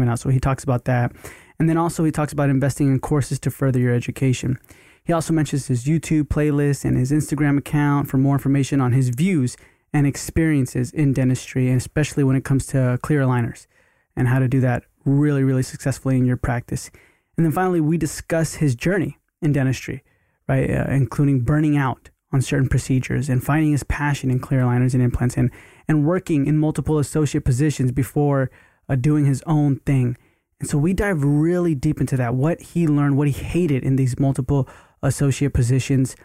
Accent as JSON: {"language": "English", "region": "Texas", "country": "United States", "tie": "born or raised there", "moved": "yes", "lives_now": "Los Angeles, United States", "said": "I grew up in Texas. We all live in Texas, but more like in the Houston area"}